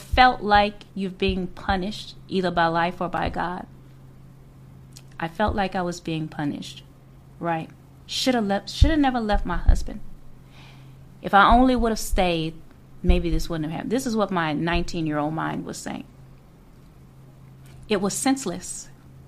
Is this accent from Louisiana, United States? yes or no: yes; New Orleans, Louisiana, United States; moved away as an adult; I was born and raised in Louisiana, in New Orleans.